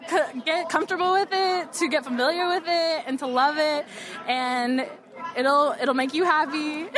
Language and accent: English; Big Bear, California, United States; Big Bear, California.